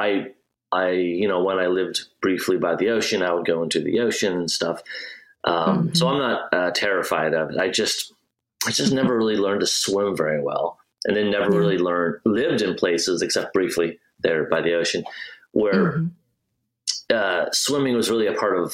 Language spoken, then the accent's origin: English; Midwest, United States; Like I grew up in the Midwest, not around any big bodies of water